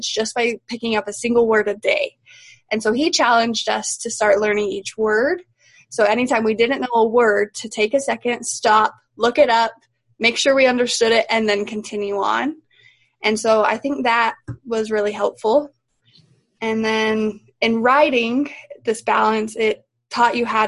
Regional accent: Cedar City, Utah, United States; I am from Cedar City, Utah. I've been here my whole life

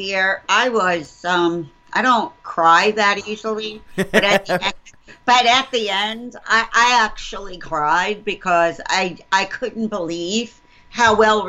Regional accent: New York, United States; I'm calling in from New York State. I'm in New York.

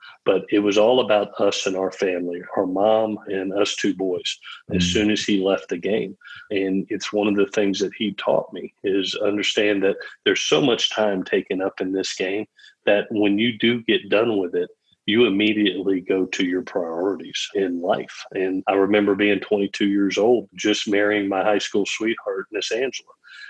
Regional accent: Gainesville, Florida, United States; born there; I was born in Gainesville, Florida, when he was coaching at the University of Florida.

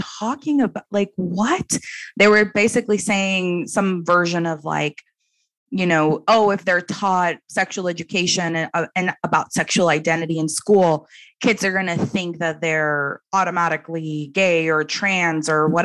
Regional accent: Dominican Republic; moved away; I'm from originally from the Dominican Republic

